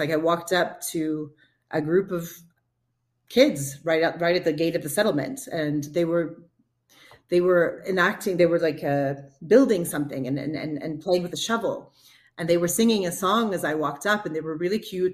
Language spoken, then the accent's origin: English; Texas, United States; moved away; also born or lived in Jordan; i'm from texas